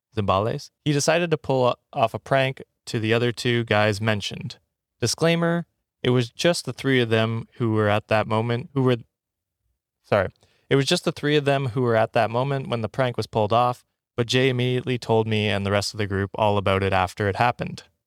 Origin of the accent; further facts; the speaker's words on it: Canada; now in Ottawa, Canada; my hometown is fifteen thousand people